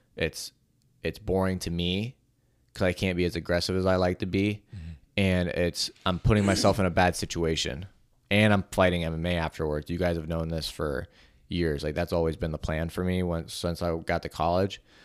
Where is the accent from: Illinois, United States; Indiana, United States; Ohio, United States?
Ohio, United States; it was in my hometown. It was in Cleveland, and not my hometown. It was in Ohio